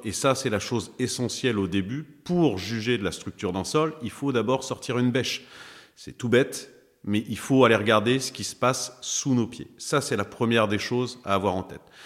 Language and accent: French; Pays de Caux, Seine-Maritime, Normandy, France; je suis originaire du pays de Caux, donc c'est dans le 76, en Seine-Maritime